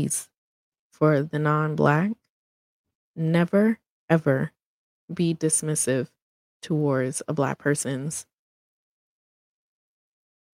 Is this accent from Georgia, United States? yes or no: no; New York City, New York, United States; accent: New York; I am a New Yorker, so you would probably hear that in the accent.